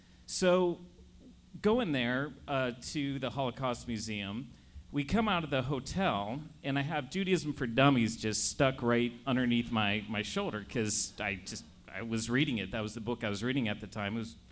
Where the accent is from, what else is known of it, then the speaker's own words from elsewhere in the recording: Mississippi, United States; accent: thick Mississippi; now in Spokane, United States; with my thick Mississippi accent